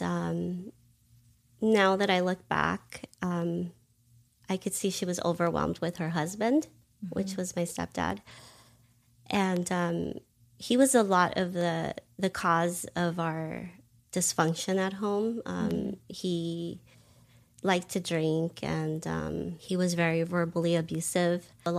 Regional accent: California, United States; I grew up in California, primarily in Los Angeles County.

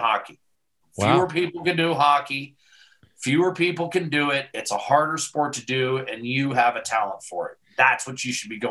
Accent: Western Pennsylvania, United States; Growing up in Western PA

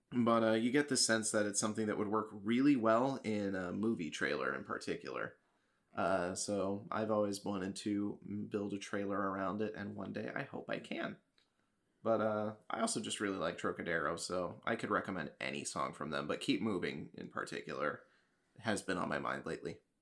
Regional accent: Kansas City, United States; So I was living there at the time because that's my hometown.

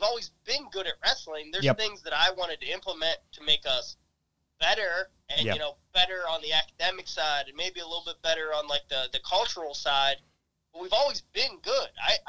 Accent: Western Pennsylvania, United States; moved away; I grew up in Western Pennsylvania

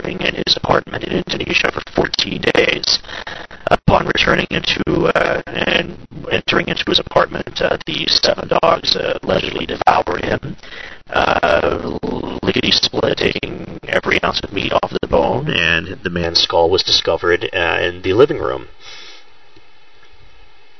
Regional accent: Chillicothe, Ohio, United States; I'm from Chillicothe, Ohio, which is Ohio's first capital

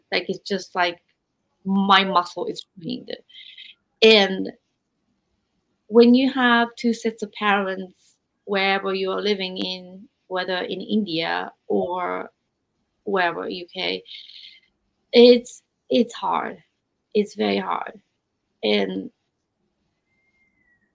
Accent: Japan; I'm from Japan

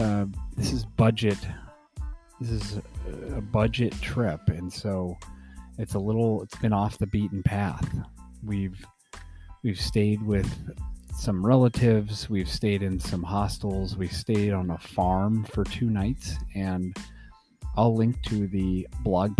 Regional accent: Colorado, United States; we are from Colorado and we are skiers

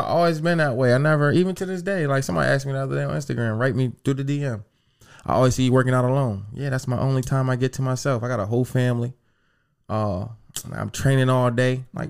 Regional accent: the South, United States; When I got cut, bro, I remember the first day I came back, … and I'm from the South.

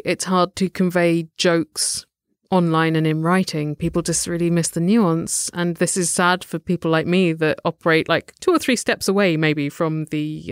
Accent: United Kingdom; we're British

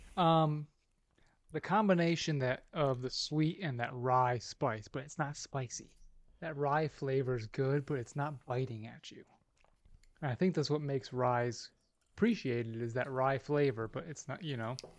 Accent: Alabama, United States; I'm from Alabama

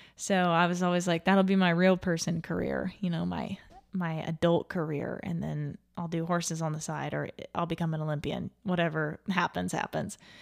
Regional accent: Little Rock, Arkansas, United States; my my home town of Little Rock

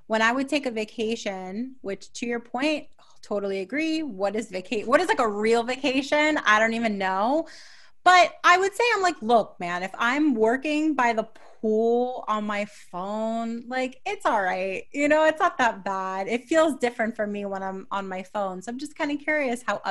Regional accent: New York, United States; I'm a New Yorker

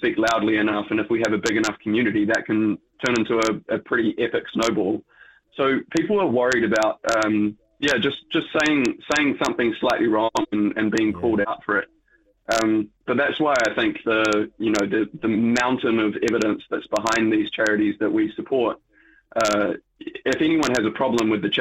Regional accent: New Zealand; Being a Kiwi, I am impacted by the tall poppy syndrome.

